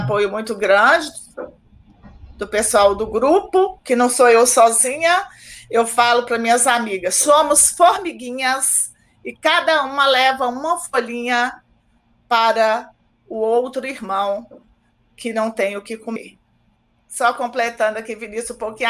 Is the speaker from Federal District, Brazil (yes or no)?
no; Águas Formosas, Minas Gerais, Brazil; now in Contagem, Brazil; eu moro em Contagem há 30 anos. Na verdade, eu nasci em Águas Formosas